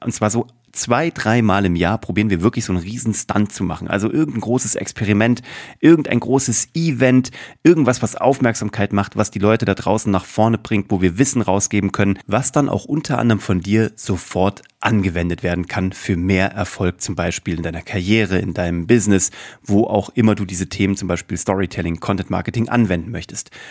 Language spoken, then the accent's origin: German; Kassel, Hesse, Germany; Ich bin in Kassel groß geworden